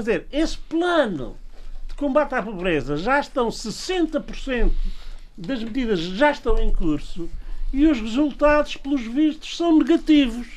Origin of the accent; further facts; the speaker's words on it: Angra do Heroísmo, Azores, Portugal; minha aldeia, aqui da do Heroísmo